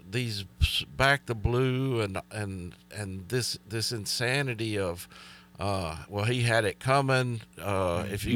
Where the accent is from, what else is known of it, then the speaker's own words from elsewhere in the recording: Alabama, United States; growing up in Alabama